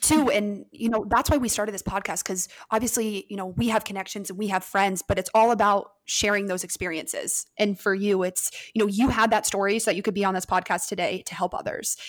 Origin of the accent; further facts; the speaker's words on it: Ohio, United States; I'm from Ohio